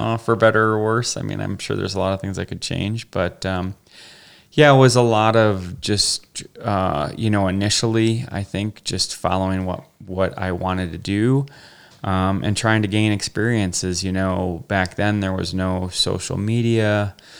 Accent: Wisconsin, United States; moved away; I'm originally from the Midwest, Wisconsin

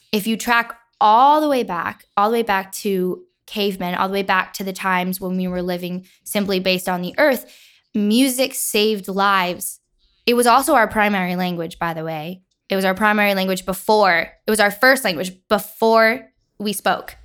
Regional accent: Nyack, New York, United States; I'm from Nyack, New York.

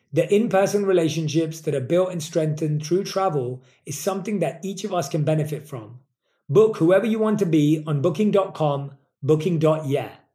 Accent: United Kingdom; accent: British English; my British English accent

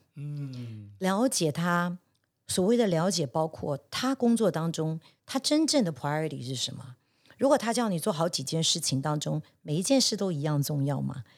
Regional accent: Taiwan; 我也是一个在台湾长大，虽然在国外念过书，但也毕竟还是以台湾长大的是

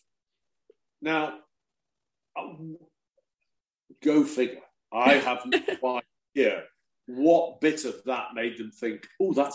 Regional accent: England, United Kingdom; being the English guy

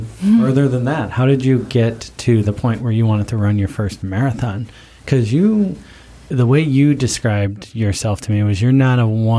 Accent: Buffalo, New York, United States; I grew up in Buffalo

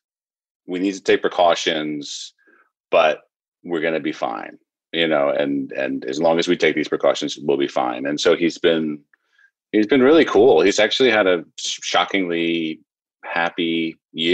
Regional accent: New York City, New York, United States; I grew up on the Upper West Side of Manhattan

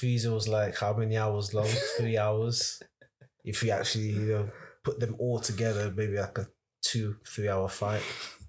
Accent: Australia; 2008 or something. I came from Australia.

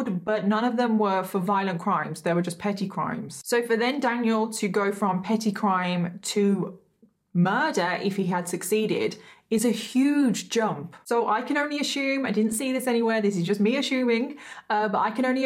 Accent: United Kingdom; I am British, everyone. I am British. I am not Australian

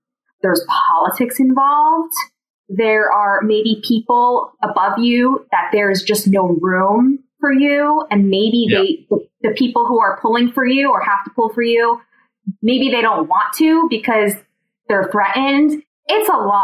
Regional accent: New Jersey, United States; I grew up outside of New York in New Jersey

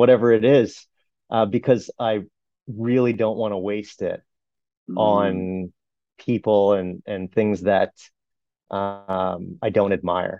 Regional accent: Brampton, Ontario, Canada; I grew up in Brampton

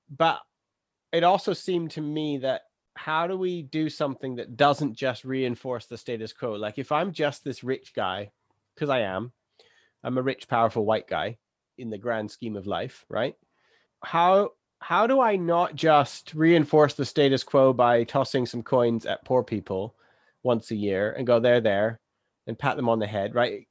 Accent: England, United Kingdom

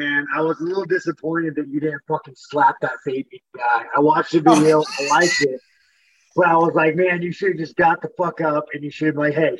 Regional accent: Corona, California, United States; Corona, fucking Inland Empire, Southern California.

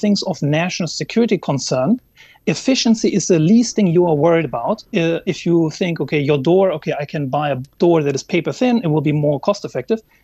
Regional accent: Germany; moved away; my home country, Germany

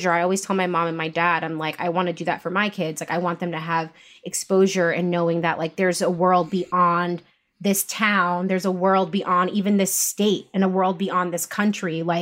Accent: New York, United States; also born or lived in Bronx, New York; Like I grew up in Rockland County, um, like north of the city. I went to school there

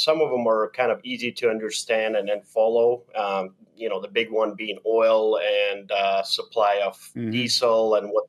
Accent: Belarus; moved away as an adult; also born or lived in Germany; now in United States; I grew up in Belarus, and I guess the tail end of the Cold War as well, from the other perspective, and then moved to the U.S. in 1999

